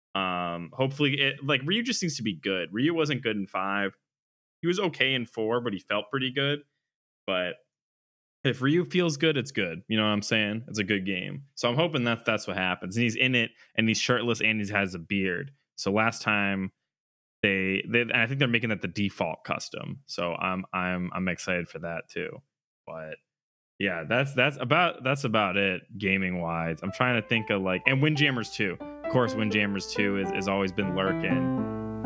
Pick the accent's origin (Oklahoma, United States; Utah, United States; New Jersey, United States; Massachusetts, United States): Massachusetts, United States; central; there's a new place out in um central mass i can get into a little more like you know so don't dox us but um it was cool to like have a a thing back out in in you know my hometown